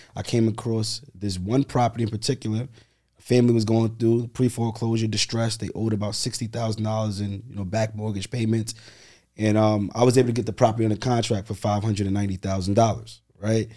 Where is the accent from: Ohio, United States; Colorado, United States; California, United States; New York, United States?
New York, United States; New York City; Born and raised in Brooklyn